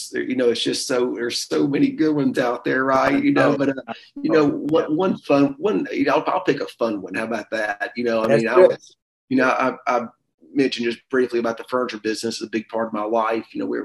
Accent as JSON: {"language": "English", "region": "the South", "country": "United States", "said": "We're from the South."}